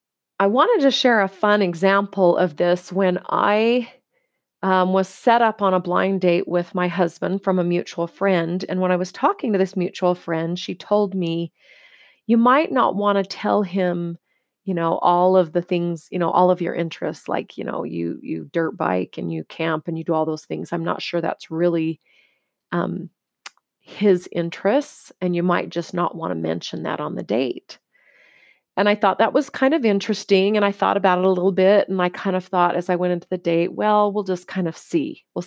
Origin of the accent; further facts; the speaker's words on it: United States; because in the culture I was raised in the United States and where I lived and the environment I grew up in, it was all about the thinner, the better.